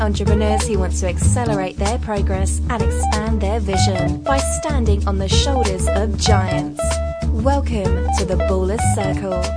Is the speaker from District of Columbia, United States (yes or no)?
yes; Washington, District of Columbia, United States; moved away as an adult; also born or lived in Arkansas; am originally from Washington D.C. area